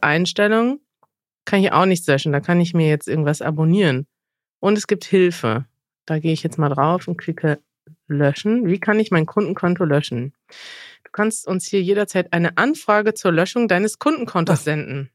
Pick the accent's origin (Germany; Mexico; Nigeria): Mexico; German is a second language; Mexiko, mein Heimatland